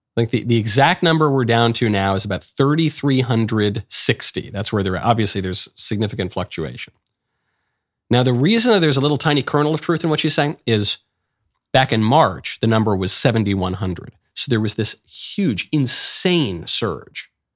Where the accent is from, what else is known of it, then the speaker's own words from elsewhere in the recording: New York City, New York, United States; I'm a New Yorker. I was raised in New York, born in New York